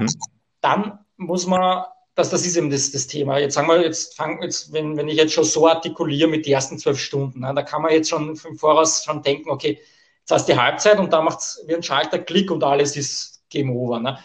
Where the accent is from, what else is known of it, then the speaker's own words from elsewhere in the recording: Austria; bei uns in Österreich im Burgenland